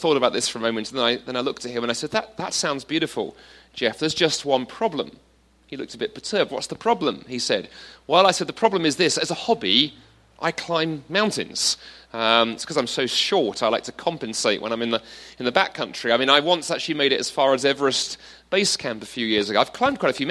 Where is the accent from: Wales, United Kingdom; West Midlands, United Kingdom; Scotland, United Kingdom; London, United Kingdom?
London, United Kingdom; moved away as an adult; also born or lived in Toronto, Canada; I grew up in London, then I lived in Toronto for 7 years until quite recently.